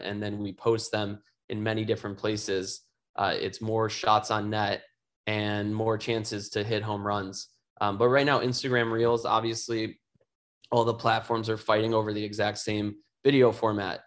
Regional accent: Chicago, Illinois, United States; my hometown of Chicago

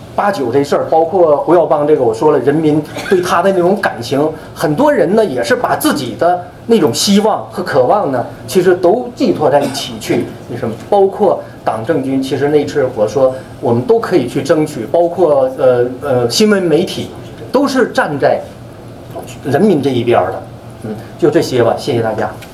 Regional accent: China; moved away as an adult; now in United States; 我们中国人

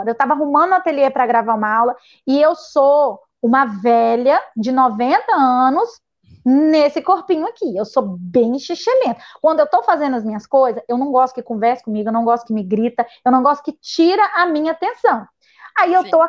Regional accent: Muniz Freire, Espírito Santo, Brazil; eu não voto aqui não, eu voto lá no Muniz Freire ainda, porque eu vim de Muniz Freire, né?

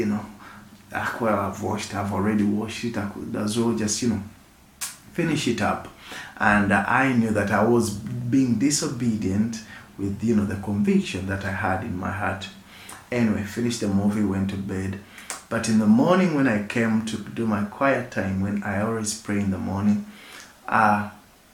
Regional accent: Uganda; I come from Uganda and I work with Rock Projects Uganda

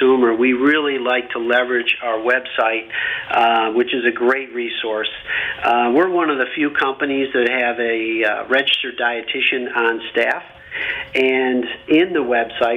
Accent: Camillus, New York, United States; I grew up in Camillus, New York. It's a small town west of Syracuse, New York. This is upstate New York

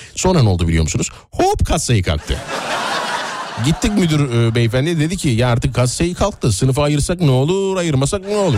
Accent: Nazilli plain, Aydın, Turkey; Menderes'in beslediği Aydın Nazilli o, o, ovası, e, Menderes'in, Büyük Menderes'in beslediği alüvyal topraklarla, e, oluşmuş bir ova mesela. E, Büyük Menderes besliyor bizim orayı

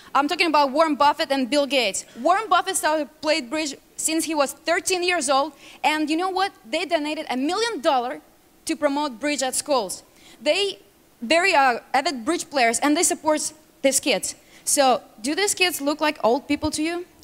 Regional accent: Russia; English is a second language; moved away as an adult; now in United States; I grew up in Russia. I came to America three and a half years ago

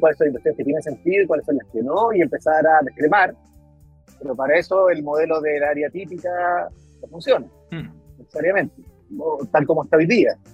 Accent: Chile

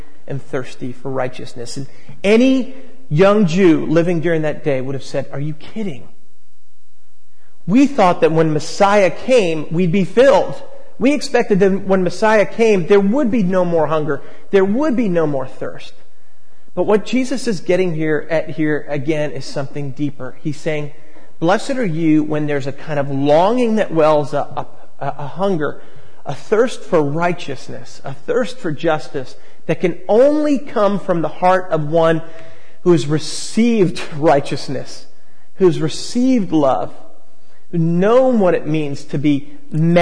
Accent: Long Island, New York, United States; now in San Francisco, United States; I grew up on Long Island

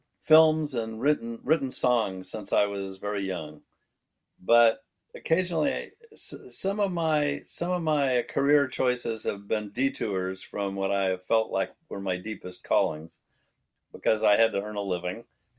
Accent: Indianapolis, Indiana, United States; moved away as an adult; also born or lived in Los Angeles, California; I grew up in Indianapolis, Indiana, which is a large city

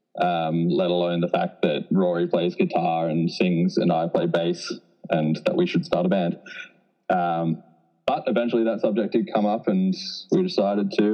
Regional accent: Australia; now in Whistler, Canada; I'm from Australia originally.

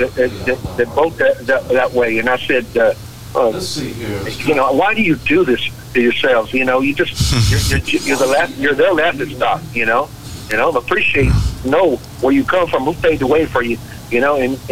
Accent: United States; I'm American, you know, born and raised

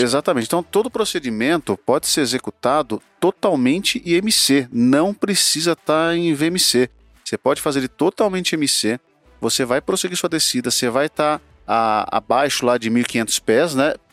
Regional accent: Sorocaba, São Paulo, Brazil; Sorocaba, Gujão, lá na minha terra

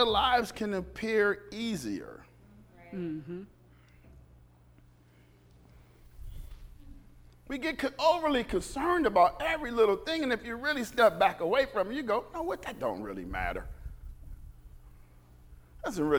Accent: United States; We're American.

